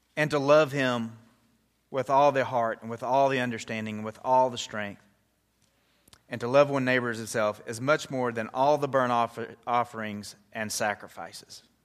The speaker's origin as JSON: {"language": "English", "country": "United States", "said": "as Americans"}